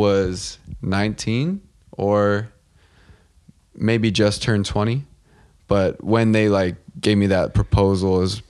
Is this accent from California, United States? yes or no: yes; Vista, California, United States; I grew up in Vista, California, which is, we're in LA now, but like an hour and a half south. It's the top of San Diego in North County. It's like inland from Carlsbad and Oceanside for anyone that doesn't know where it's at, but same vibe, just no beach.